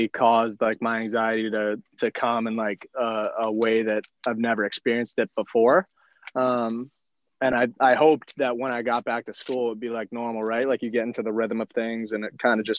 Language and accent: English; Mahwah, New Jersey, United States; moved away; I'm from Mahwah, New Jersey originally